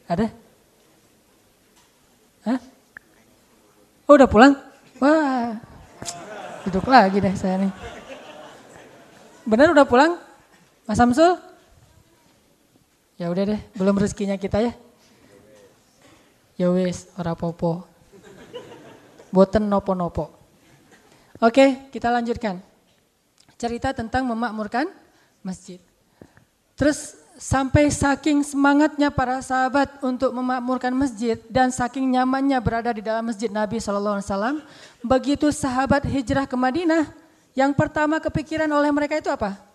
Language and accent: Indonesian; Bojonegoro, East Java, Indonesia; Dan alhamdulillah ternyata juga satu kampung sama saya, orang Bojonegoro, Jawa Timur.